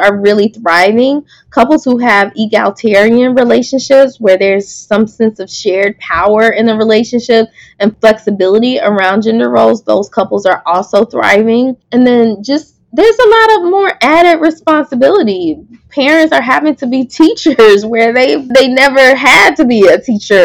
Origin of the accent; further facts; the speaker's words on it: the South, United States; I'm from the South